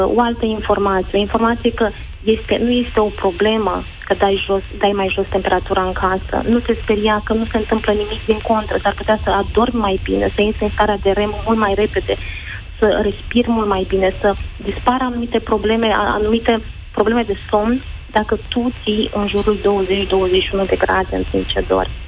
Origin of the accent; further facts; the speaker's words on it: Romania; la noi în România